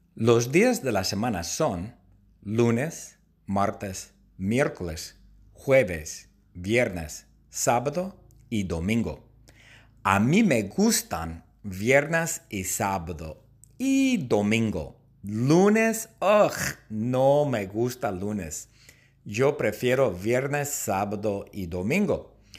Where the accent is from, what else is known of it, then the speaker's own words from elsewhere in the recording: Long Beach, California, United States; Yo nací en Long Beach, en el hospital que se llama St. Mary's